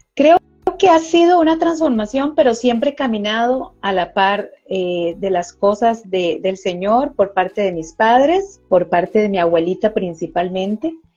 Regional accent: Costa Rica; aquí en mi país, Costa Rica, se dice ajetreado

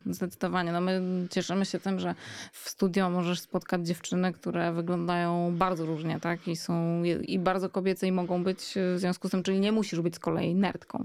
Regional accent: Warsaw, Masovian Voivodeship, Poland; dorastałam w Warszawie

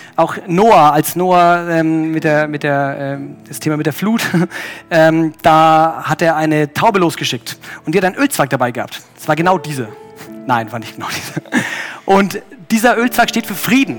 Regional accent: Germany; ich als Deutscher

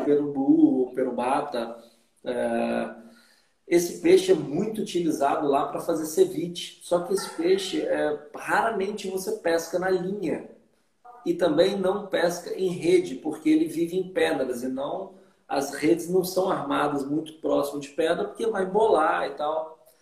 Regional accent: Vitória, Espírito Santo, Brazil; moved away as an adult; also born or lived in Belo Horizonte / Costa Rica; em Vitória, fui criado lá, no Espírito Santo

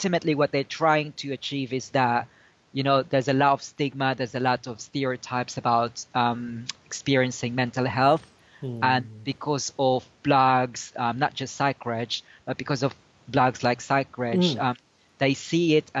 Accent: Philippines; now in United Kingdom; I was originally from the Philippines

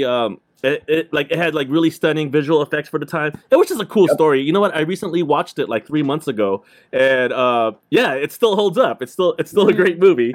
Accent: Southern California, United States; I grew up in Southern California

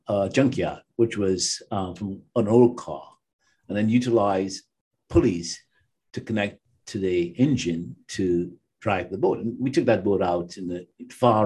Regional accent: Trinidad & Tobago; moved away as an adult; also born or lived in New York, United States / Toronto, Canada; now in United States; my high school in Trinidad called St. Mary's College

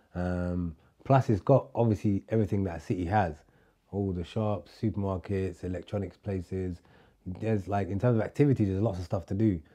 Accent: London, United Kingdom; moved away as an adult; also born or lived in Somalia; now in Turkey; I grew up in London where no one says hello to you

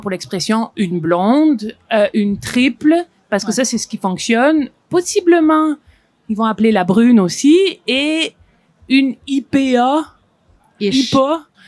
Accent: France; now in Quebec, Canada; moi, en tant que Française

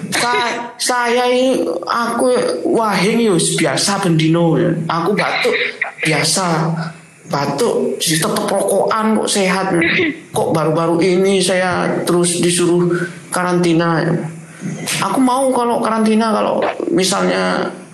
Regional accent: Sumenep, East Java, Indonesia; Sumenep nih, daerah tuh kan, daerah saya

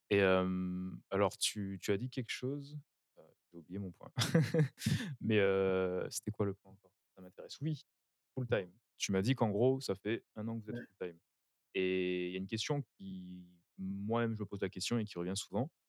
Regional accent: France; now in Canada; je suis français de base

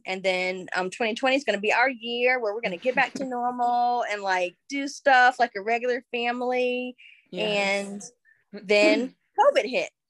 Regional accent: Michigan, United States; accent: mixed accent; now in Alabama, United States

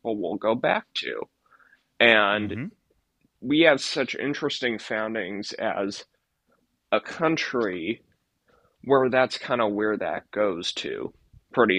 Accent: California, United States; moved away; also born or lived in Arizona; I grew up in California

